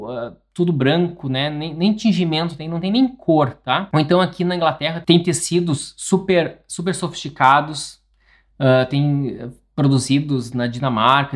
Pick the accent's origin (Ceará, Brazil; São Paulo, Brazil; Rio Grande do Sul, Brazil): Rio Grande do Sul, Brazil; interior of; moved away; tem muitas coisas que eu não compartilho de onde eu nasci